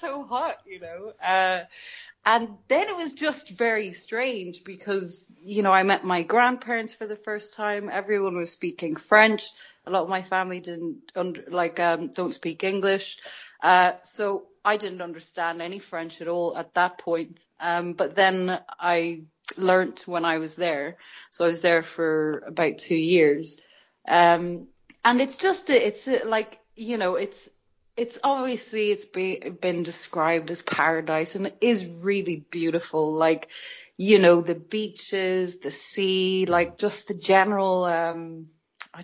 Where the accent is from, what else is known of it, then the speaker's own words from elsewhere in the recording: Dublin, Leinster, Ireland; I was born in Dublin and you're sort of instilled with this Irish culture that doesn't leave you.